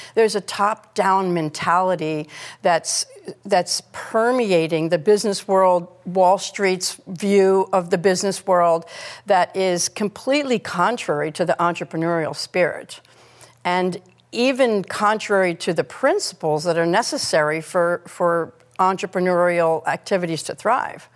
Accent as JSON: {"language": "English", "country": "United States", "said": "as an American"}